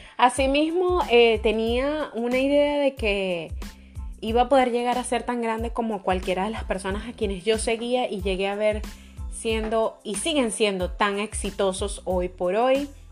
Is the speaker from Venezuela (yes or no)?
yes; Venezuela; soy venezolana